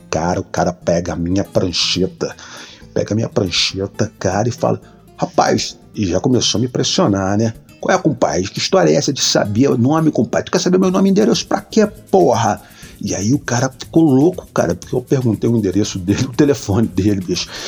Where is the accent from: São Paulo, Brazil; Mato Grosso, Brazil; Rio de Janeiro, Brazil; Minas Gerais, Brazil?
Minas Gerais, Brazil; Eu falei, não, cara, eu não sou do Rio. Eu adoro o Rio, vem sempre aqui e tal. Até gosto de falar que eu sou carioca, mas não sou. Eu sou mineiro, cara.